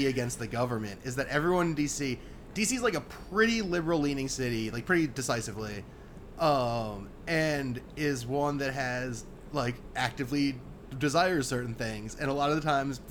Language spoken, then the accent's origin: English; Washington, District of Columbia, United States; So I lived in, in Southeast, in Anacostia area growing up, in the early 90s.